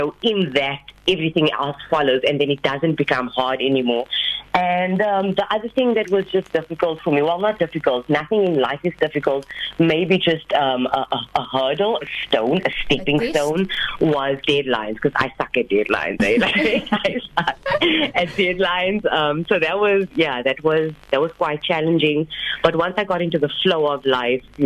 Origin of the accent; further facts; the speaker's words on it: George, Western Cape, South Africa; I'm officially the first Indian female Muslim author from my hometown, George